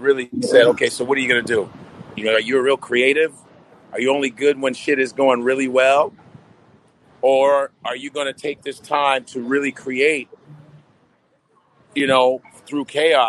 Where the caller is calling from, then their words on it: New York City, New York, United States; I'm coming from New York City, right in Manhattan right now. Hell's Kitchen, bitch.